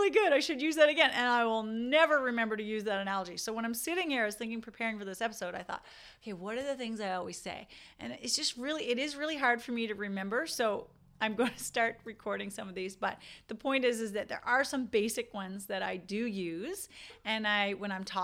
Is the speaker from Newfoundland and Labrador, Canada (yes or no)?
yes; Newfoundland and Labrador, Canada; accent: Newfoundland; this is why you don't hear my newfoundland accent sometimes i wish i could do a whole episode with my newfoundland accent and people are like you're from newfoundland i'm like yeah